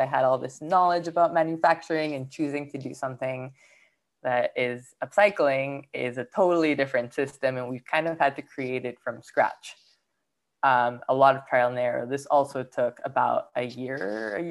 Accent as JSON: {"language": "English", "country": "Peru", "tie": "born or raised there", "moved": "yes", "lives_now": "Los Angeles, United States", "said": "I am from Peru. I grew up there."}